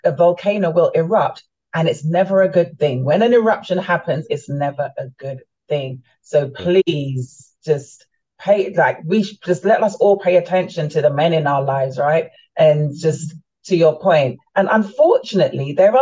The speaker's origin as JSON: {"language": "English", "region": "London", "country": "United Kingdom", "tie": "born or raised there", "also_born_or_lived": "Florida, United States / Jamaica", "moved": "as an adult", "lives_now": "Maryland, United States", "said": "I was born and raised in London, my family are from the Caribbean. They're from Jamaica"}